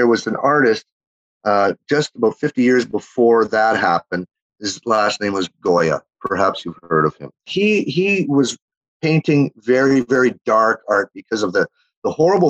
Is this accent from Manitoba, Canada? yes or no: yes; Winnipeg, Manitoba, Canada; accent: Canadian twang; also born or lived in Chile; I was from Winnipeg, Manitoba, you know, right on the middle of the prairies